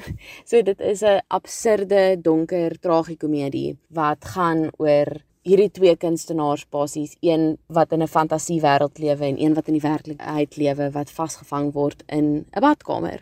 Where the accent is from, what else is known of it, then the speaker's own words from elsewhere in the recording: Cape Town, Western Cape, South Africa; ek kom van Kaapstad af